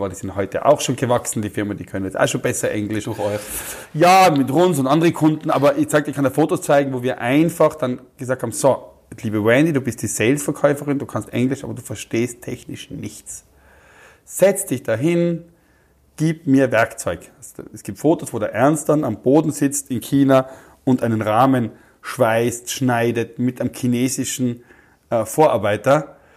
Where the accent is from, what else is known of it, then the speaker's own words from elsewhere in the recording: Austria; ich bin aus Österreich, wir suchen so jemanden